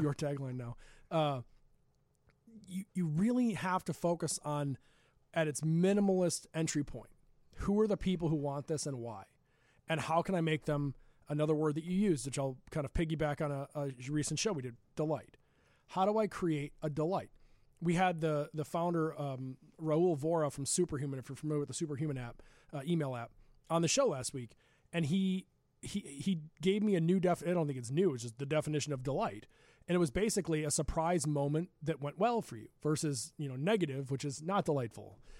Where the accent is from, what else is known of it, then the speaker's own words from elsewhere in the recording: Glen Ellyn, Illinois, United States; We grew up together in Glen Ellen